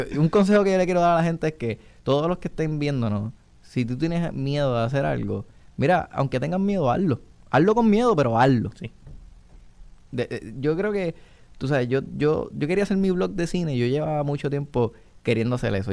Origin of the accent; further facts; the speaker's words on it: Puerto Rico; aquí como país